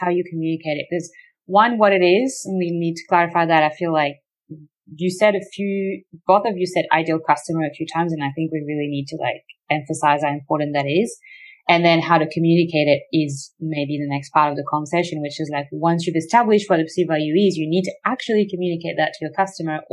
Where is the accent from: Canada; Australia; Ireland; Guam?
Australia; as an Australian